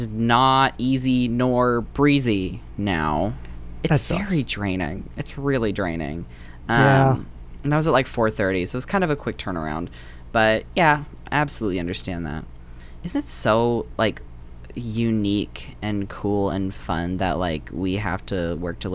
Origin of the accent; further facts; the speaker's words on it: the South, United States; we were raised in the South